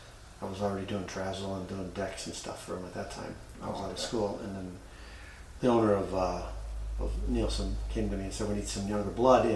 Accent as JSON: {"language": "English", "town": "Robbinsdale", "region": "Minnesota", "country": "United States", "tie": "born or raised there", "said": "growing up in Robbinsdale"}